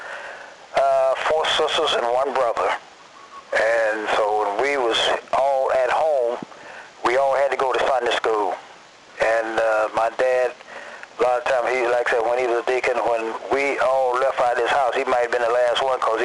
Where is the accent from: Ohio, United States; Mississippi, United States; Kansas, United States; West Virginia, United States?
Mississippi, United States; Hattiesburg; now in Los Angeles, United States; I'm originally from Hattiesburg, Mississippi, and that's where I am now.